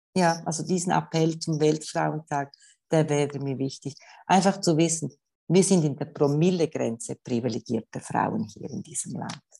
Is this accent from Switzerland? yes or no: yes; Switzerland; bei uns in der Schweiz